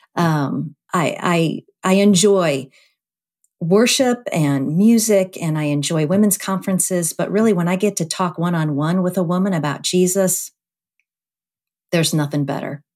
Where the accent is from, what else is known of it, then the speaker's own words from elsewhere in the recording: Cleveland, Ohio, United States; now in Indianapolis, United States; my hometown of Cleveland